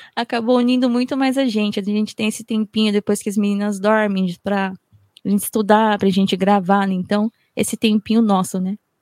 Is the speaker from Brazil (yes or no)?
no; Japan; como eu fui criada aqui no Japão, eu tenho um lado assim muito forte de Nihonjin, de japonesa